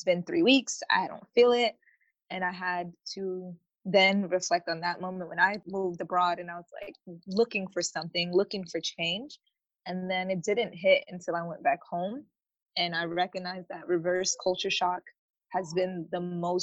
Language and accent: English; United States; I'm such an American